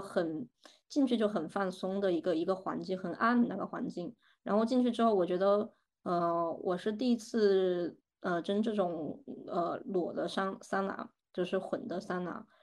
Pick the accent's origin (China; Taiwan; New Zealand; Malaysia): China; southern China; now in Germany; 我是南方人嘛，我在国内我其实是不太愿意去北方的澡堂洗澡的